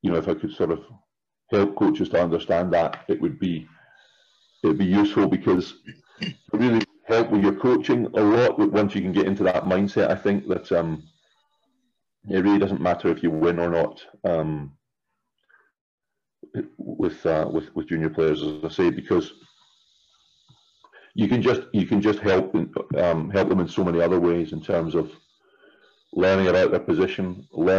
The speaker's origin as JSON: {"language": "English", "region": "Scotland", "country": "United Kingdom", "also_born_or_lived": "Luxembourg", "moved": "as an adult", "said": "I'm originally from Scotland, but for the last, 20 years or nearly, I've been out and about in Europe and been coaching"}